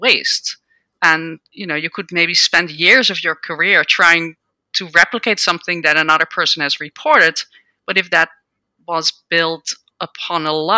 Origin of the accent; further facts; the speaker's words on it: Netherlands; moved away as an adult; now in United States; I grew up in the Netherlands and I did a PhD in microbiology